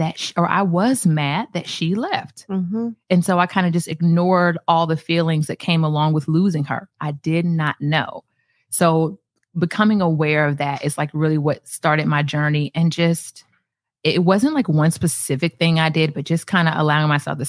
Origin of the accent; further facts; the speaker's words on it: Atlanta, Georgia, United States; moved away as an adult; now in Naples, United States; I'm from Atlanta.